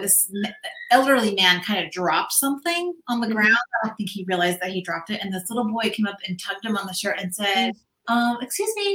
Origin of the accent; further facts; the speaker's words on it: Santa Barbara, California, United States; I was born and raised in Santa Barbara